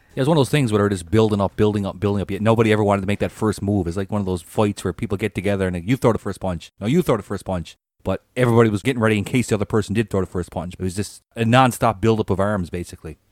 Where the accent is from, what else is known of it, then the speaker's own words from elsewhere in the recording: Newfoundland and Labrador, Canada; growing up in Newfoundland, you know, in the 80s